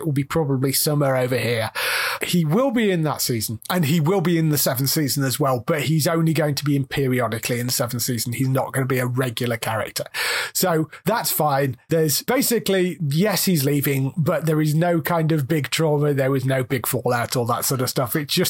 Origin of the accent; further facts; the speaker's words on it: Australia; I use cuss words because I do, and I'm Australian, and it's who I am.